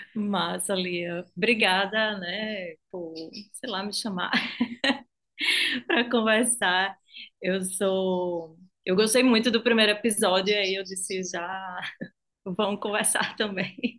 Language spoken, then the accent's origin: Portuguese; Recife, Pernambuco, Brazil; accent: Nordeste; Eu sou de Recife, pelo sotaque, acho que não tem como esconder muito, assim, que eu sou do Nordeste